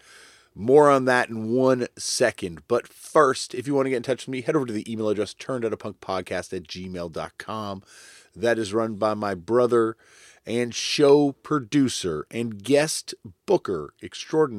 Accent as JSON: {"language": "English", "country": "Canada", "accent": "Canadian", "said": "my Canadian accent"}